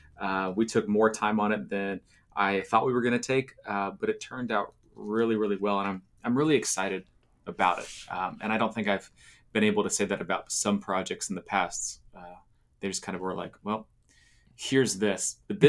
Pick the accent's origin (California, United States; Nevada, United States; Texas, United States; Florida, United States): Florida, United States; now in Nashville, United States; I grew up in Florida, right? So I love being warm.